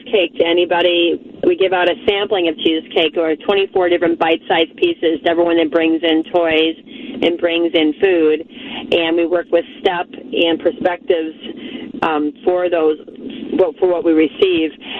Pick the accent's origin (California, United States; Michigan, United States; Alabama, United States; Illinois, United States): Illinois, United States; Chicago; moved away as an adult; now in Twin Cities, United States; I was born in Chicago and grew up there